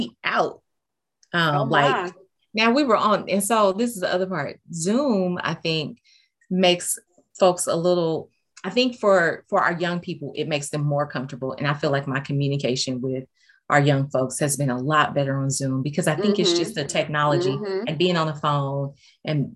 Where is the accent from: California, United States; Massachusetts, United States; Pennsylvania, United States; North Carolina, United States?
California, United States; Los Angeles; I grew up in South Central LA back in the 90s